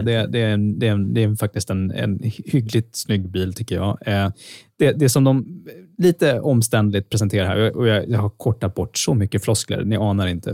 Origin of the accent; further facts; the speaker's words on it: Sweden; som svensk